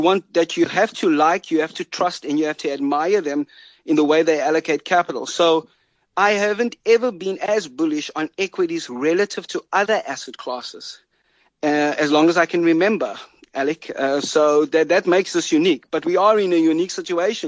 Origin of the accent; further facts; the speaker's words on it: South Africa; as a South African